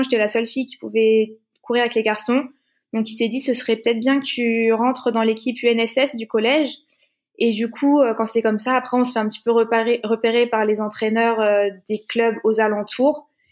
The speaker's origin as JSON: {"language": "French", "town": "Blois", "region": "Centre-Val de Loire", "country": "France", "also_born_or_lived": "Orléans / Lyon", "moved": "yes", "said": "Je suis de Blois, donc en région centre"}